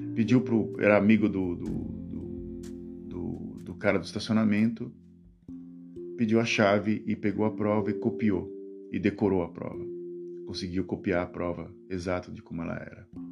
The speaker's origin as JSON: {"language": "Portuguese", "country": "Brazil", "moved": "yes", "lives_now": "Netherlands", "said": "aqui na Holanda, eu falo que eu sou brasileiro"}